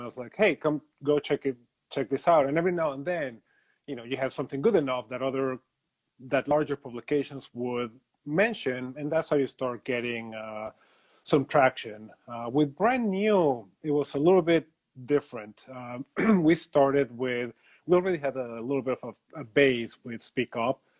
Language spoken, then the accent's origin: English; Mexico City, Mexico; I am originally from Mexico City.